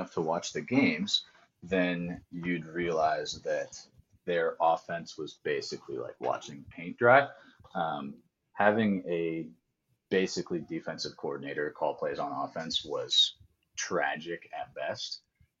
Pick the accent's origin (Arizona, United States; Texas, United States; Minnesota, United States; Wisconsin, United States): Arizona, United States; Phoenix; also born or lived in Boston, Massachusetts; I was born in Boston, Massachusetts. Didn't live there for very long. Moved to Phoenix, Arizona